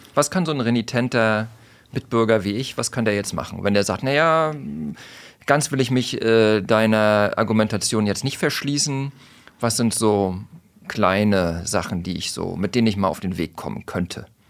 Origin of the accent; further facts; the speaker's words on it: Mecklenburg-Vorpommern, Germany; ich bin ja aus MacPom